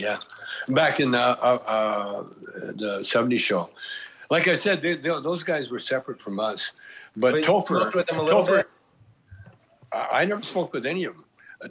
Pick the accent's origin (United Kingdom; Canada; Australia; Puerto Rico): Canada; moved away; because I'm a Canadian